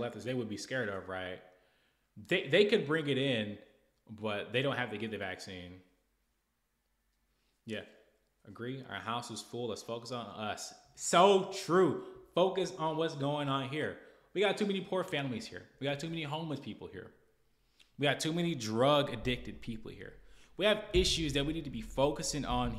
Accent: United States; We're American

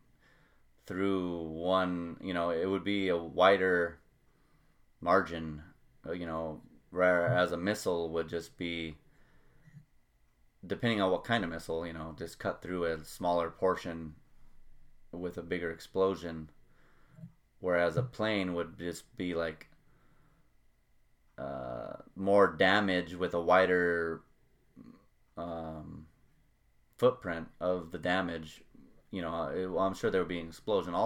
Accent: United States; being an American

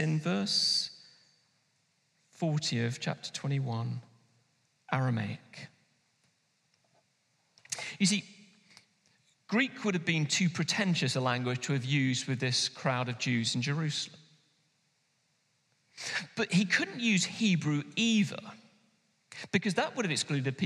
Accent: London, United Kingdom; now in Manchester, United Kingdom; someone like me who grew up in London

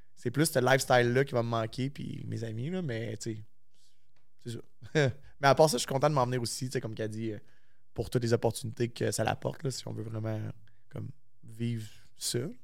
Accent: La Tuque, Quebec, Canada; moved away as an adult; now in Quebec City, Canada; Je suis originaire de la Tuque, fait j'ai pas de famille à Québec

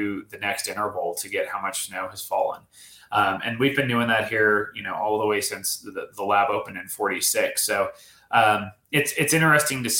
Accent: Colorado, United States; now in California, United States; I grew up in Colorado

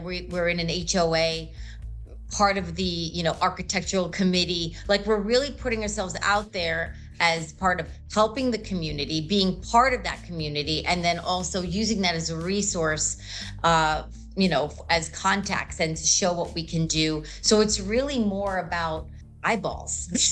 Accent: New York, United States; moved away as an adult; also born or lived in Brooklyn; now in Florida, United States; we're originally from New York.

